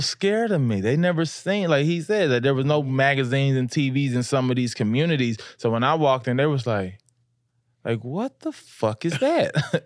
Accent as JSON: {"language": "English", "region": "Louisiana", "country": "United States", "tie": "born or raised there", "said": "I grew up in the South"}